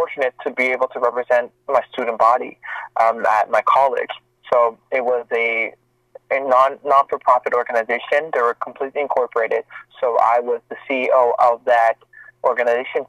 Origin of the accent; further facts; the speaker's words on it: Montreal, Quebec, Canada; moved away as an adult; now in Toronto, Canada; I'm born and raised in Montreal, Quebec